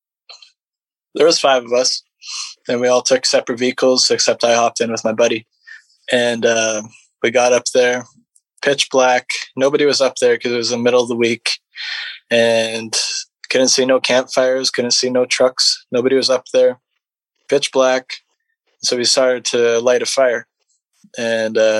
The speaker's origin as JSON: {"language": "English", "region": "British Columbia interior", "country": "Canada", "said": "I'm from BC in the interior"}